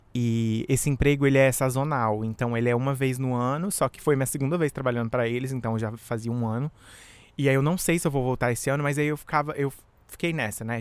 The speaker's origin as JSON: {"language": "Portuguese", "country": "Brazil", "moved": "yes", "lives_now": "United States", "said": "Eu sou do Brasil, mas moro nos Estados Unidos"}